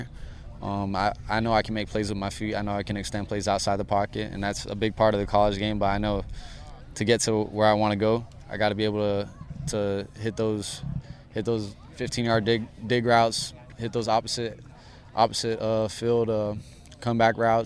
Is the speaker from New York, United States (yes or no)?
no; Hawaii, United States; moved away as an adult; growing up in Hawaii